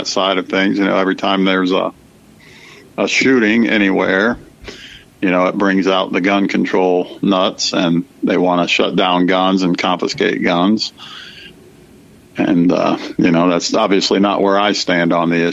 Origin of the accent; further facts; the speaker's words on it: Dayton, Ohio, United States; now in Ohio, United States; back in my hometown